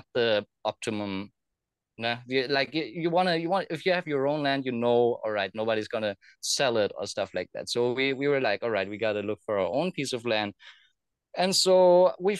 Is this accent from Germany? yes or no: yes; Germany; moved away; also born or lived in Thailand; I grew up in Germany